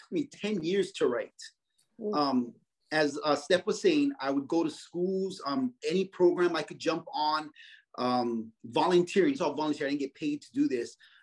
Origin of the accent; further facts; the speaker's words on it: Kaneohe, Hawaii, United States; I grew up in Kaneohe.